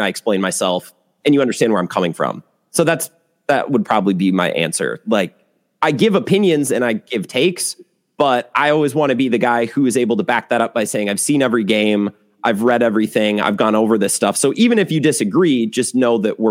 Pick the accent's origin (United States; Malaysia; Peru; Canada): United States; Eau Claire, Wisconsin; now in La Crosse, United States; I grew up near Eau Claire